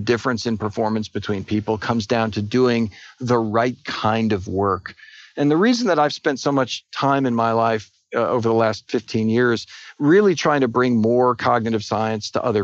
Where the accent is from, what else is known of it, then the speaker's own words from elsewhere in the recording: Edison, New Jersey, United States; now in Austin, United States; I grew up in Edison, New Jersey.